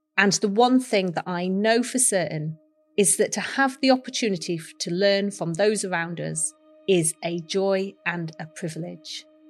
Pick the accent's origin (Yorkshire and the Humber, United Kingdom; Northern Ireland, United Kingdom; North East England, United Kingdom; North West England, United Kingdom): Yorkshire and the Humber, United Kingdom; Sheffield; I was born in Sheffield, the Steel City, and grew up learning about my city's heritage in steel and cutlery